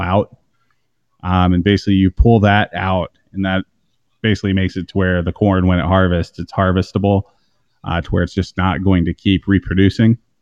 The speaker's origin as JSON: {"language": "English", "region": "Iowa", "country": "United States", "tie": "born or raised there", "said": "I grew up in Iowa"}